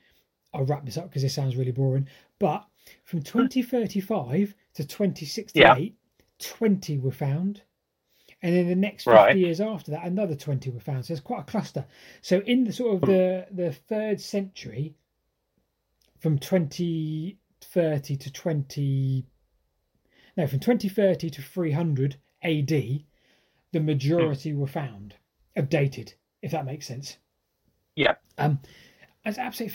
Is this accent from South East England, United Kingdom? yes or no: yes; Andover, South East England, United Kingdom; my hometown of Andover